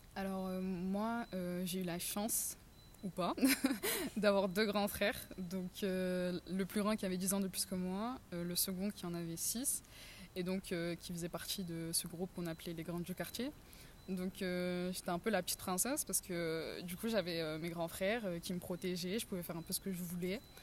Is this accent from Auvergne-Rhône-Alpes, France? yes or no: no; Marseille, Provence-Alpes-Côte d'Azur, France; moved away as an adult; now in Paris, France; je suis née dans le quartier de la Savine, dans le 15e arrondissement euh, de Marseille. Puis j'ai vécu pendant 11-12 ans de ma vie dans le quartier de la Visitation, dans le 14e arrondissement.